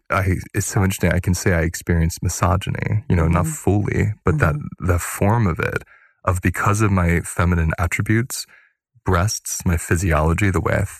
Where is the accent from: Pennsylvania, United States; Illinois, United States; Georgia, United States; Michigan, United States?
Pennsylvania, United States; I grew up in Pennsylvania and it was Irish Catholic